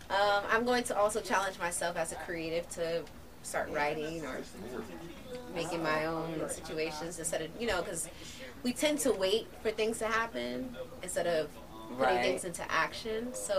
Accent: New York City, New York, United States; I'm originally from New York, born and raised.

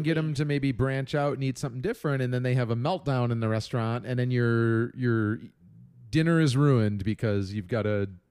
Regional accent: Chicago, Illinois, United States; accent: Chicago; Drag it through the garden, you jag off. That's my Chicago lame accent.

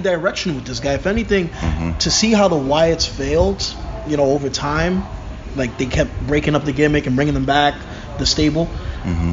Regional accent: New York City, New York, United States; born and raised in Brooklyn

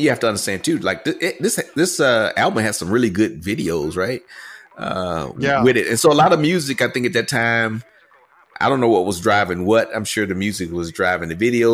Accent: Texas, United States; growing up in Texas was a coastal thing

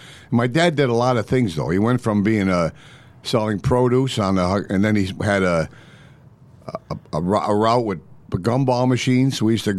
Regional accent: Scranton, Pennsylvania, United States; I was born in Scranton

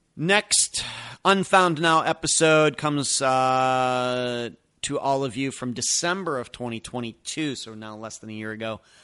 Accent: Pennsylvania, United States; moved away; I'm originally from Pennsylvania.

